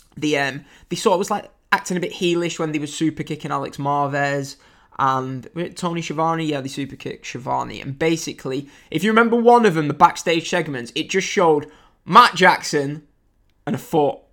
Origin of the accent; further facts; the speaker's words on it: England, United Kingdom; I'm English